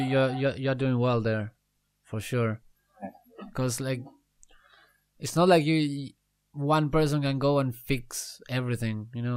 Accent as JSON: {"language": "English", "country": "Argentina", "moved": "yes", "lives_now": "Australia", "said": "I'm from Argentina, from South America. I've been to United States. Now I'm living in Australia"}